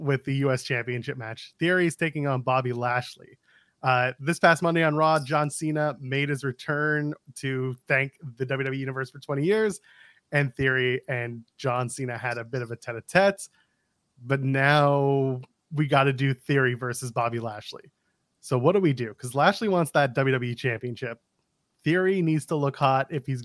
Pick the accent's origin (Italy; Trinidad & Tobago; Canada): Canada; I'm a Canadian